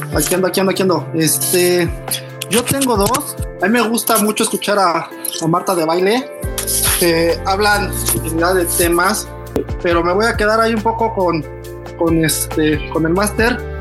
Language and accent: Spanish; Mexico; es mi país